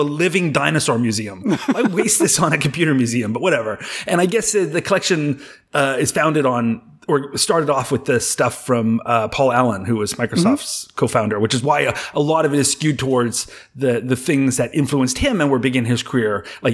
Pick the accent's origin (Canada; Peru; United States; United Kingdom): Canada; I'm from Canada